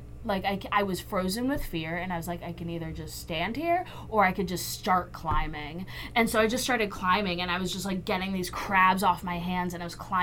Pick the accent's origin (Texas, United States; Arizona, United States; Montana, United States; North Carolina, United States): Texas, United States; I'm from Texas